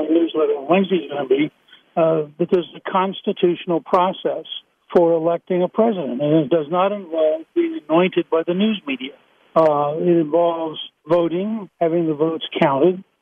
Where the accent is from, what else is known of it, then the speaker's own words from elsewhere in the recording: Harrisburg, Pennsylvania, United States; I was born in Harrisburg